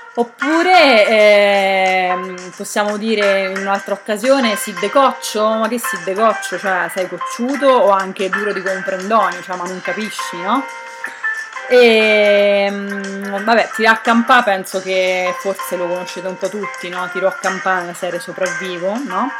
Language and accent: Italian; Narni, Umbria, Italy; now in Bologna, Italy; io sono nata a Narni, quindi potrei dirmi na-, narnese